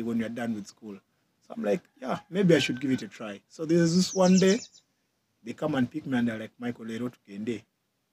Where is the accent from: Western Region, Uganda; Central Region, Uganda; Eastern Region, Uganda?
Central Region, Uganda; Kampala; also born or lived in Nakawa, Kampala; I grew up in Bogolowi Flats, where I stayed with my mom and my dad